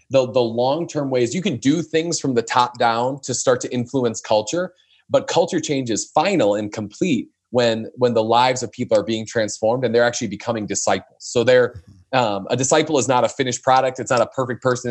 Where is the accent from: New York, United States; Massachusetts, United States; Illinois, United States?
Illinois, United States; northwest suburbs of Chicago; the northwest suburbs of Chicago who I had a conversation with. So that's my hometown